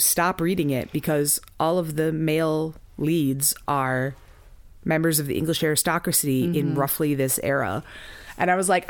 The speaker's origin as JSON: {"language": "English", "country": "United States", "said": "I am deeply American."}